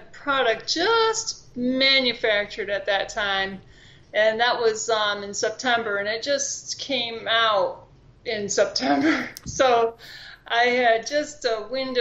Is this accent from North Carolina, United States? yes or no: no; Florida, United States; also born or lived in New York; I came from New York, but I live in Florida most of my life.